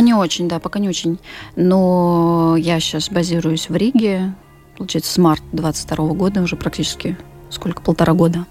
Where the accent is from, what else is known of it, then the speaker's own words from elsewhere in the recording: Moscow, Russia; moved away as an adult; я там 20 лет жила и работала в Москве, я вообще москвичка